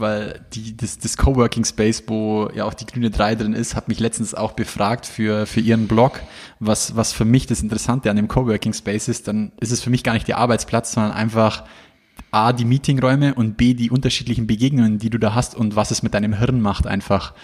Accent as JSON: {"language": "German", "region": "Bavaria", "country": "Germany", "said": "bei uns in Bayern"}